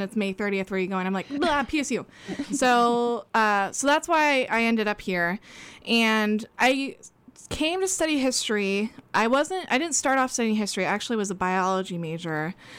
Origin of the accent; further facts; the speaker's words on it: Oregon, United States; I was born in Oregon, raised in Oregon